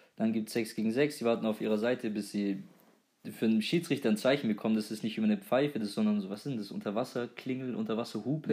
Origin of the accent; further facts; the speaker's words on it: near Böblingen, Baden-Württemberg, Germany; wir kommen unmittelbar aus der Nähe von Böblingen